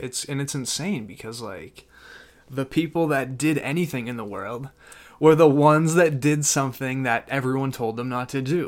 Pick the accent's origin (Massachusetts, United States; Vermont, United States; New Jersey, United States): Massachusetts, United States; Danvers; I'm from Danvers, Massachusetts